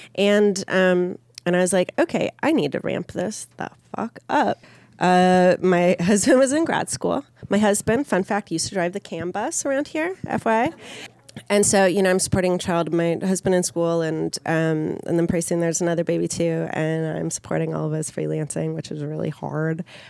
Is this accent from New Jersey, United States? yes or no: no; Minneapolis, Minnesota, United States; I grew up in Minneapolis